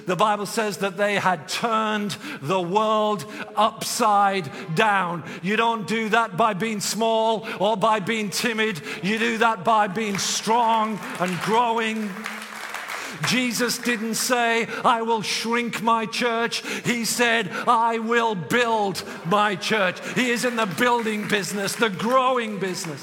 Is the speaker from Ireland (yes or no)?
no; England, United Kingdom; I'm from England